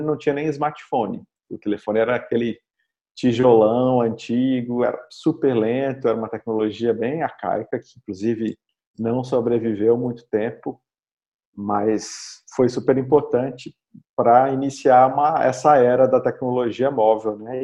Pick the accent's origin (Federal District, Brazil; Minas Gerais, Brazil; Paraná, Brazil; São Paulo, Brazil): Minas Gerais, Brazil; Belo Horizonte; eu sou de Belo Horizonte